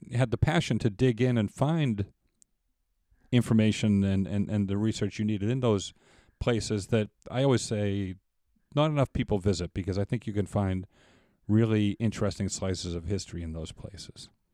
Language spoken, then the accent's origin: English; East Coast, United States; I'm from the East Coast myself